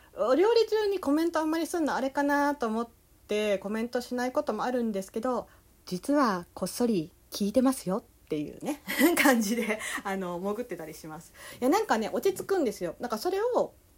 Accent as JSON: {"language": "Japanese", "region": "Kansai", "country": "Japan", "accent": "Kansai dialect", "said": "まあ関西弁の時と関西弁じゃない時があるんで"}